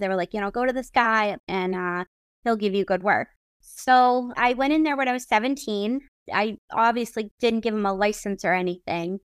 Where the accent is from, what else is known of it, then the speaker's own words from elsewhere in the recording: Brockton, Massachusetts, United States; I grew up in Massachusetts, And the first kind of bands that I started really getting into were, like, the M T V band, but specifically being in Brockton